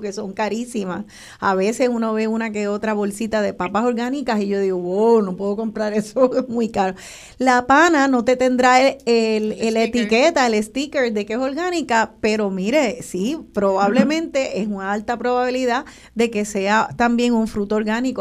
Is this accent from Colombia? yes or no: no; Puerto Rico; nuestra identidad como puertorriqueños